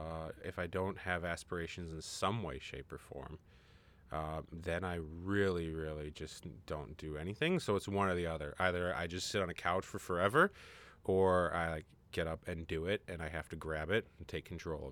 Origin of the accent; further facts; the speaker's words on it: Minnesota, United States; also born or lived in Pontiac, Michigan; I grew up in Minnesota.